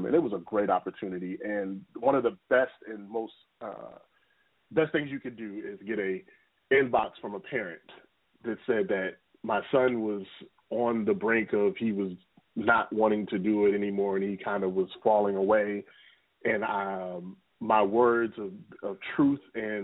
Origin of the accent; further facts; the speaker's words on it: Baltimore, Maryland, United States; now in Jacksonville Beach, United States; Baltimore, my hometown, in the Northeast region